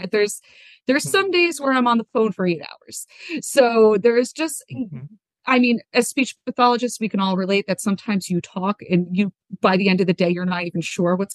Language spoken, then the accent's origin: English; New Jersey, United States; I'm from New Jersey. That's my native tongue.